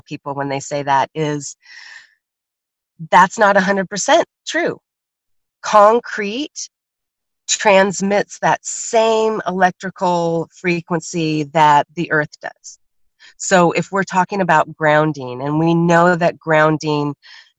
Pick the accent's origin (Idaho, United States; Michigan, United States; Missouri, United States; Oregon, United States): Oregon, United States; I'm from Oregon